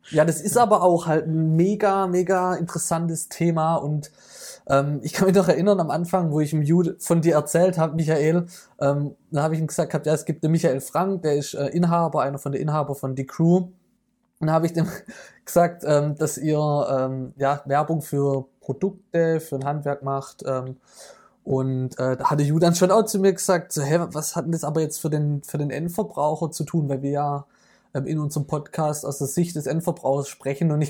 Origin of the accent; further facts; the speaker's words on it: Italy; ich bin halt Italiener, das kommt aus mir rausgeschossen.